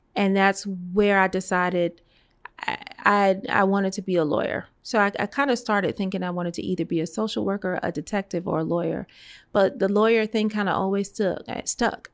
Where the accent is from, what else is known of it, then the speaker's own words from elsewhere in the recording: New York City, New York, United States; moved away as an adult; also born or lived in Atlanta; I was born and raised in Brooklyn, New York, in the Flatbush section of Brooklyn